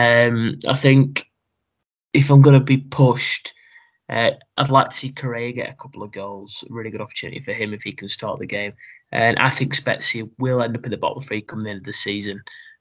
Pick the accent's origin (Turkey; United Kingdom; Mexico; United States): United Kingdom; a true British man that I am